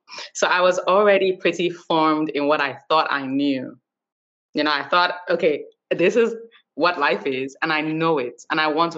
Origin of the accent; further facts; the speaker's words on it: Nigeria; moved away as an adult; now in United States; I was born and raised in Nigeria.